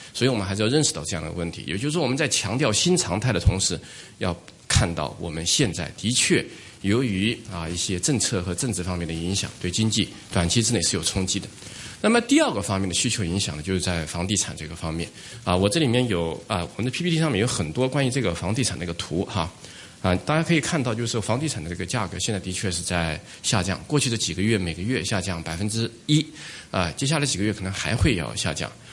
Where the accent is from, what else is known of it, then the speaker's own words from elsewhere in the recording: China; 我作为一个中国人